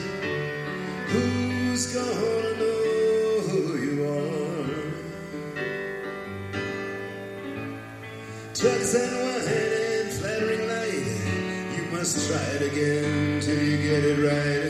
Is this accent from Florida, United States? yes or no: no; Los Angeles, California, United States; Hollywood, my hometown.